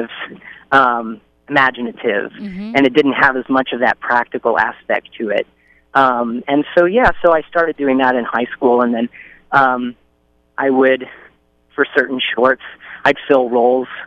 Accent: Indiana, United States; moved away; I'm from Indiana originally

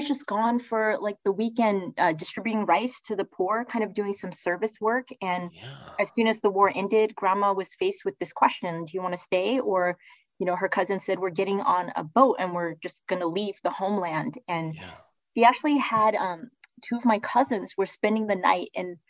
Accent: Texas, United States; born there; I was born in Texas, right?

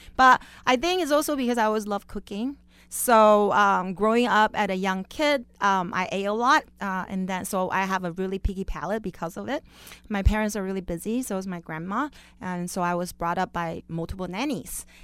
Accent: Beijing, China; also born or lived in Las Vegas, Nevada; now in Orange County, United States; I was born and raised in Beijing, China

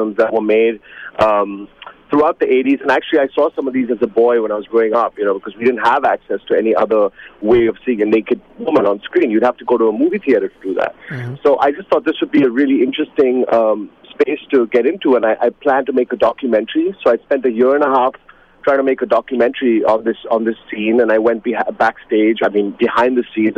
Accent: Mumbai, Maharashtra, India; moved away as an adult; also born or lived in New York, United States; I was born in Mumbai, in Bombay, what was then known as Bombay

